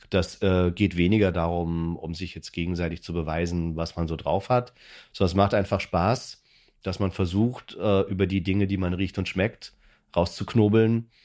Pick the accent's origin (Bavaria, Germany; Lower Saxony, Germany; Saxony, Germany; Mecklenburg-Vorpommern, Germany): Bavaria, Germany; Würzburg; now in Berlin, Germany; ich komme aus einer Weinbauregion, ich komme aus Franken, aus Würzburg